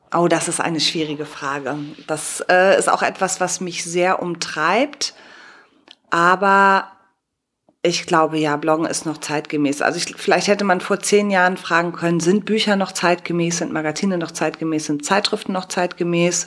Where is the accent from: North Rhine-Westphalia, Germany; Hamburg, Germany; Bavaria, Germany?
North Rhine-Westphalia, Germany; Cologne; ich bin Kölnerin